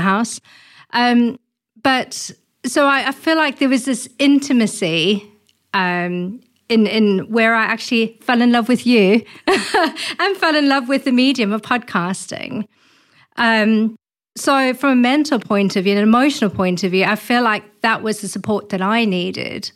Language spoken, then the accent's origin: English; South Africa; moved away; I'm originally from South Africa.